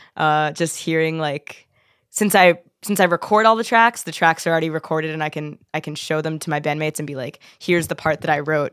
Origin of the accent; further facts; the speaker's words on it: Philadelphia, Pennsylvania, United States; moved away as an adult; now in Pittsburgh, United States; I'm from Philly